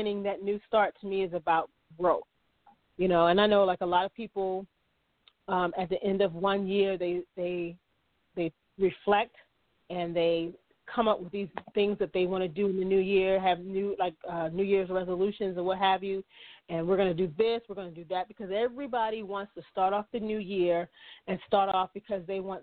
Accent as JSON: {"language": "English", "region": "Maryland", "country": "United States", "moved": "yes", "said": "I am originally from Maryland"}